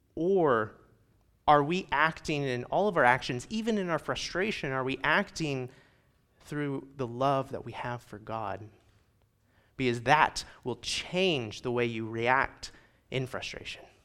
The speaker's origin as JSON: {"language": "English", "region": "Midwest Indiana", "country": "United States", "tie": "born or raised there", "moved": "as an adult", "lives_now": "Rio Grande Valley, United States", "said": "where I was raised in Midwest Indiana is not like it is here"}